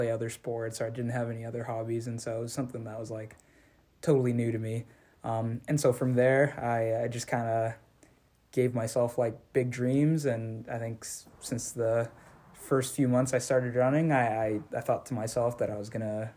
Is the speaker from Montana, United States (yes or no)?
no; Southern California, United States; I'm originally from Southern California